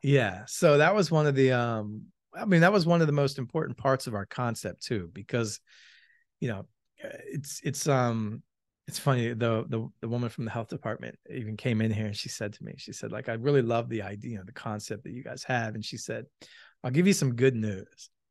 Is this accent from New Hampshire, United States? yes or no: no; Malvern, Pennsylvania, United States; also born or lived in Philadelphia; I grew up in Malvern